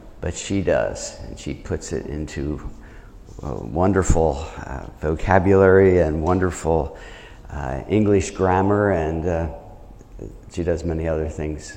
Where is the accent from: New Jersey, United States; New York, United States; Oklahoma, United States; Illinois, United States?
New Jersey, United States; moved away as an adult; also born or lived in Chicago / Pennsylvania / Charleston / Grand Rapids; I'm from New Jersey